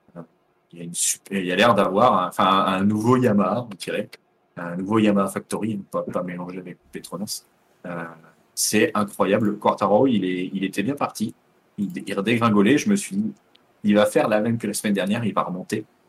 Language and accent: French; France; on est français